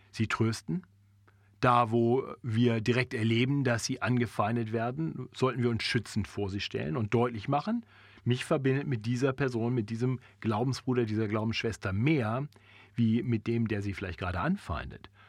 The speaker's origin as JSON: {"language": "German", "country": "Germany", "tie": "born there", "said": "Ich bin in Deutschland geboren, so ist es, Punkt."}